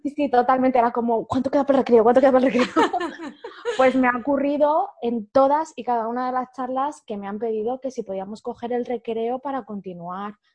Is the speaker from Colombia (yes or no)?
no; Humanes de Madrid, Community of Madrid, Spain; soy de Madrid eh, he vivido toda la vida en un pueblo muy chiquitito del sur de Madrid que se llama Humanes